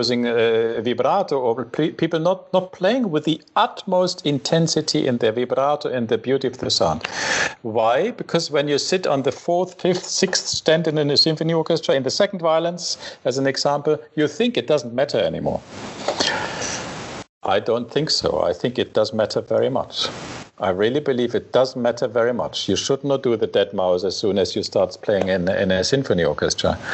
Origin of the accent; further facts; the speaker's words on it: Saxony, Germany; moved away; I came from Saxony, and you know the Dresden